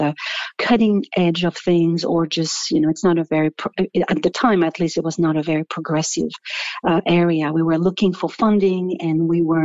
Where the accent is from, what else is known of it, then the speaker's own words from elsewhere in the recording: Paris, Île-de-France, France; moved away as an adult; I'm originally from France. I was born and raised in Paris, and I moved in 1998 to San Francisco Bay Area